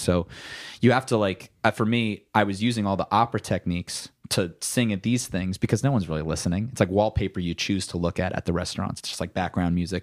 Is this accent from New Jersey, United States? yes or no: yes; New Jersey, United States; now in Los Angeles, United States; I am a musician from New Jersey. Um, I live in Los Angeles, California